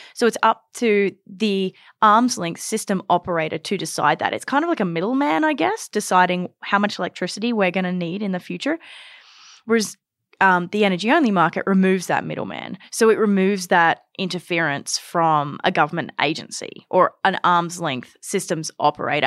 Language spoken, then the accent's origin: English; Australia; now in Canada; growing up in Australia